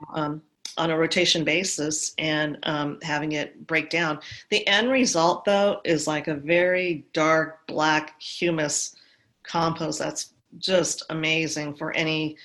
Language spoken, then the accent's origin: English; Los Angeles, California, United States; also born or lived in Santa Monica, California; I grew up in Santa Monica, oh, and um, and I was about five years old at the time when they decided to buy a place in the valley